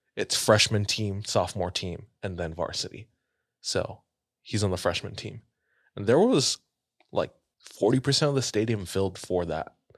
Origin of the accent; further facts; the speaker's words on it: Hawaii, United States; moved away; I grew up in Hawaii